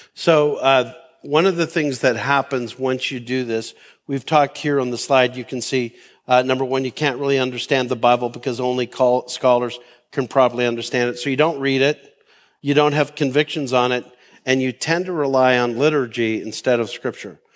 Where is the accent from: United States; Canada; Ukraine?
Canada; I've lived this mindset as a Canadian